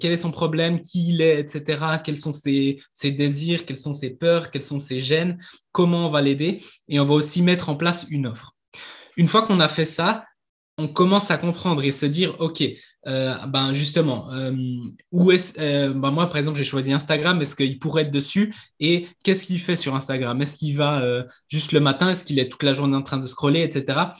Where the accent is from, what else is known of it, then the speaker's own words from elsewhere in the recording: Switzerland; je viens de Suisse